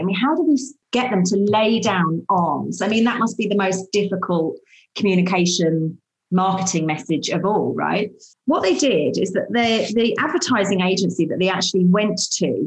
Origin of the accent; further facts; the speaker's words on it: United Kingdom; we are so British